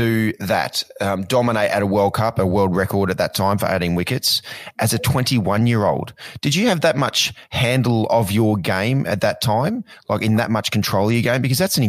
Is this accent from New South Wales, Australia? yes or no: no; Ipswich, Queensland, Australia; as a young kid growing up in Ipswich in Queensland